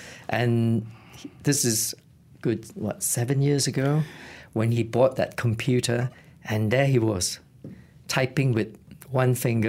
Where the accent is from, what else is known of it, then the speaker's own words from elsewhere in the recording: Malaysia; moved away as an adult; also born or lived in Reading, United Kingdom; now in United Kingdom; I left Malaysia in 1984 to pursue my tertiary education in Reading as a quantity surveyor.